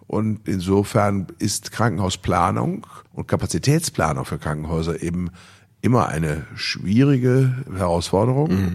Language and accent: German; Bielefeld, North Rhine-Westphalia, Germany; meiner Heimatstadt Bielefeld